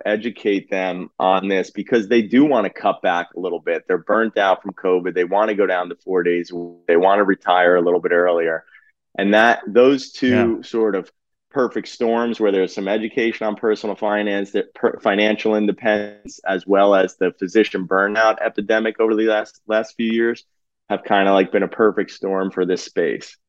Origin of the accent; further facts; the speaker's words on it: New Jersey, United States; also born or lived in Philadelphia area; born and bred in Jersey.